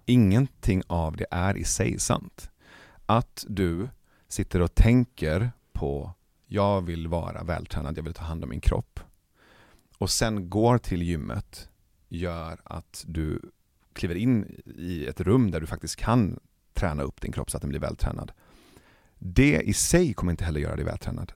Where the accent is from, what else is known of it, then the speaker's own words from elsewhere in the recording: Iran; now in Sweden; Jag är iranier